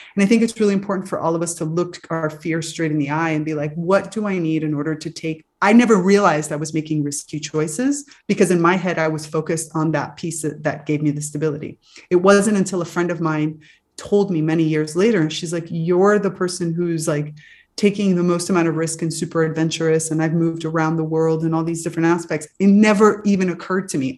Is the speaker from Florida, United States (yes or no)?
yes; Miami, Florida, United States; growing up in Miami, you're sort of surrounded a little bit by the magic world.